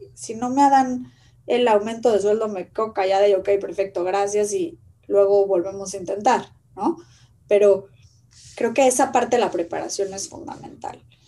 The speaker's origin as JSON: {"language": "Spanish", "country": "Mexico", "said": "como mexicanos"}